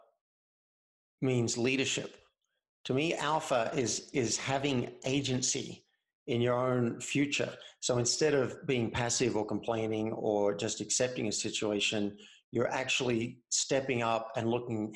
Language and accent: English; Cessnock, New South Wales, Australia; moved away as an adult; now in Boulder, United States; I'm from Cessnock, which is near Newcastle, which is near Sydney